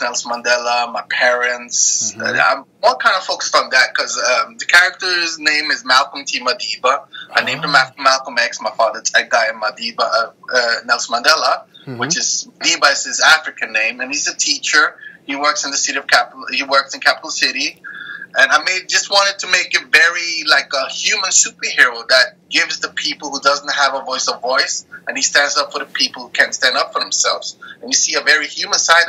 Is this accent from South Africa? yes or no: no; Norway; also born or lived in Denmark / Eritrea; I was born in Denmark, raised in Norway. My roots are from Eritrea.